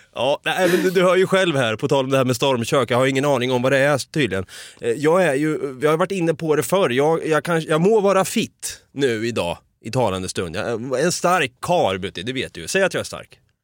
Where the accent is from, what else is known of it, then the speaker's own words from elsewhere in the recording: Sweden; vi svenskar